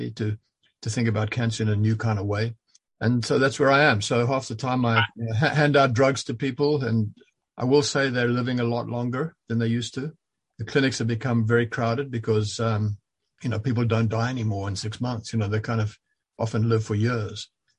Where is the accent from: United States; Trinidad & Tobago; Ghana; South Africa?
South Africa; moved away as an adult; also born or lived in Zambia; now in London, Canada; I lived much of my life in South Africa at school, but also Central Africa and what was then Northern Rhodesia and became Zambia